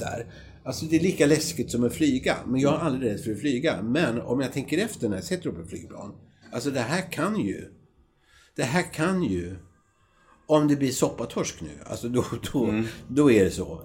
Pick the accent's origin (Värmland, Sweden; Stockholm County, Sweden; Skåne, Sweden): Stockholm County, Sweden; Grisslehamn; moved away; jag kommer från Grisslehamn